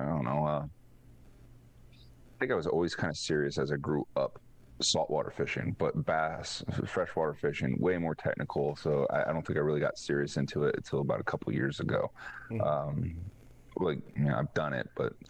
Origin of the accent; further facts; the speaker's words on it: Florida, United States; I grew up in Florida